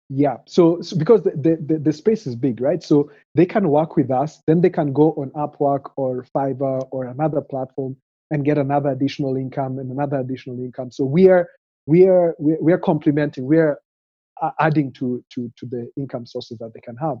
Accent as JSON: {"language": "English", "country": "Kenya", "tie": "born or raised there", "said": "I grew up here in Kenya, so was born in a small peri-urban town"}